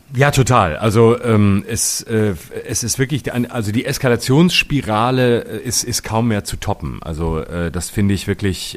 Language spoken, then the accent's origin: German; Baden-Württemberg, Germany; meinem Heimatbundesland, in Baden-Baden